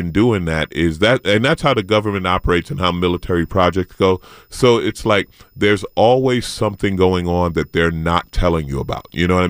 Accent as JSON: {"language": "English", "town": "St. Albans", "region": "New York", "country": "United States", "tie": "born or raised there", "said": "In Queens. I grew up in St. Albans. I didn't know I grew up in the hood until 50 Cent mentioned it in a song."}